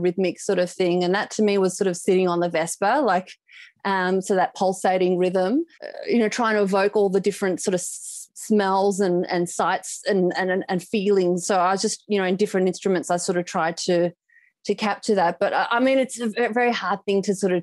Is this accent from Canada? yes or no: no; Perth, Western Australia, Australia; moved away as an adult; now in Melbourne, Australia; I was originally from Perth, so I've moved to Melbourne 6 years ago